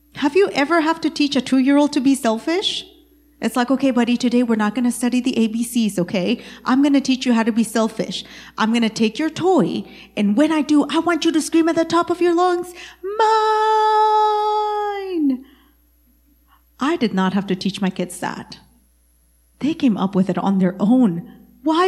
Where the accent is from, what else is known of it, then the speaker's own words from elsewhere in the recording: East Texas, United States; I am from East Texas